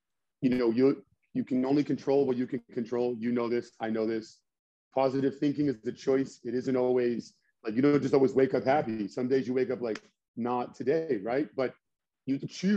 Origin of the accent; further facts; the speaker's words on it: United States; also born or lived in Nashua, New Hampshire / Lowell, Massachusetts; I was born and raised in Lowell, Nashua, New Hampshire, and Massachusetts, like that area